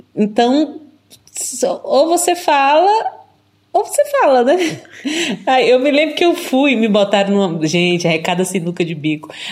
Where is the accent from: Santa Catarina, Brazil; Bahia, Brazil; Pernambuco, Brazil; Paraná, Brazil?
Bahia, Brazil; Eunápolis; also born or lived in Belo Horizonte, Minas Gerais; now in Avignon, France; sou natural de Minas Gerais e cresci na Bahia, né? Nasci em BH, mas minha família é, é uma família de mineiros imigrantes, digamos assim. E aí eu cresci em Eunápolis, no sul da Bahia